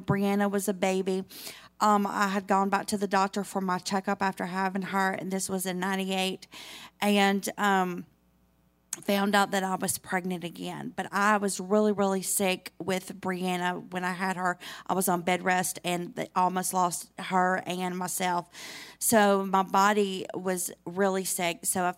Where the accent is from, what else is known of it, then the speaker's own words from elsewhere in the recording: Tunica, Mississippi, United States; also born or lived in Senatobia, Mississippi; I'm from Tunica, Mississippi. Everybody knows where Tunica is, probably. Little old town of Tunica. So I was born and raised in Tunica